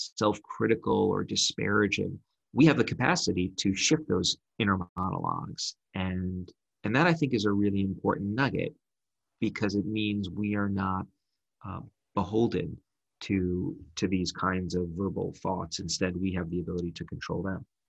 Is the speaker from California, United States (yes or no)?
no; Brooklyn, New York, United States; I grew up in Brooklyn.